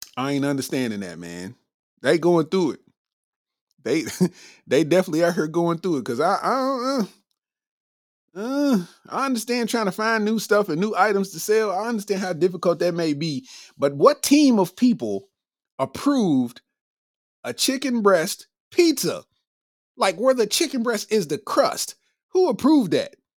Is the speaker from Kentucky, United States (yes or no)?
yes; Lexington, Kentucky, United States; I'm from Lexington, Kentucky.